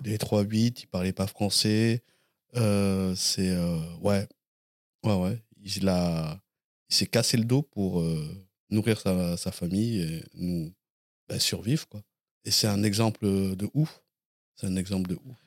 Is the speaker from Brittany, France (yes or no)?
no; Blanquefort, Nouvelle-Aquitaine, France; moved away as an adult; also born or lived in Lormont; now in Paris, France; je suis né à Lormont, euh, en Gironde, et j'ai grandi à Blanquefort, près de, dans la banlieue de, Bordeaux